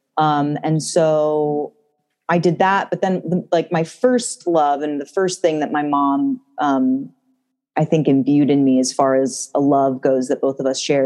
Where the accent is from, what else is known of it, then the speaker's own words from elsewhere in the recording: Santa Monica, California, United States; moved away as an adult; now in New York, United States; I grew up in Santa Monica in California.